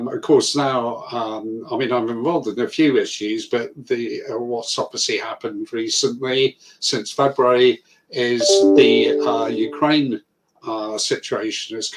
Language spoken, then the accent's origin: English; Guernsey; moved away as an adult; now in United Kingdom; I'm originally from Guernsey